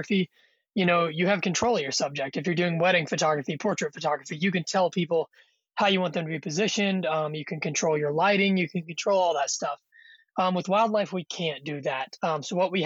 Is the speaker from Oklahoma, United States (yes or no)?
no; Kentucky, United States; moved away as an adult; now in Yellowstone National Park, United States; I'm originally from Kentucky